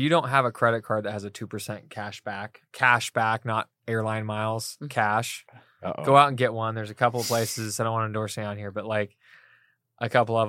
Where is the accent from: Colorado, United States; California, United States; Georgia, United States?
California, United States; Fresno; I'm from Fresno. We got all the tortillas you could possibly imagine.